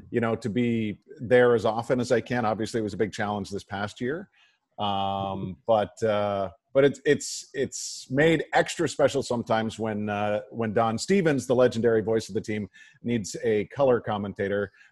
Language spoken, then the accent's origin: English; Whitby, Ontario, Canada; now in Buffalo, United States; growing up in Southern Ontario